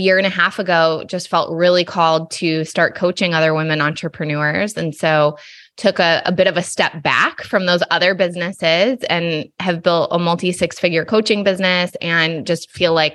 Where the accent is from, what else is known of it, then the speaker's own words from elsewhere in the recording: Allegan, Michigan, United States; moved away as an adult; now in California, United States; I grew up in Southwest Michigan, like Kalamazoo, Grand Rapids area